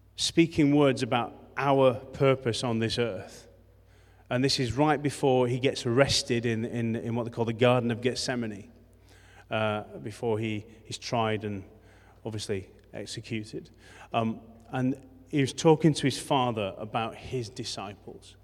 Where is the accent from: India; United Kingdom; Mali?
United Kingdom; Rothwell, Yorkshire and the Humber; also born or lived in Morley / West Ardsley / Beeston / Adel; now in Leeds, United Kingdom; I come from Rothwell. That's my, that's my birthplace.